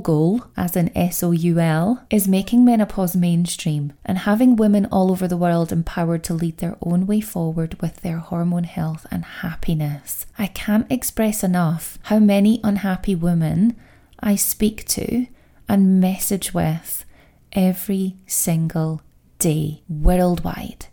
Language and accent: English; Scotland, United Kingdom; I know the accent does give it away. I am Scottish.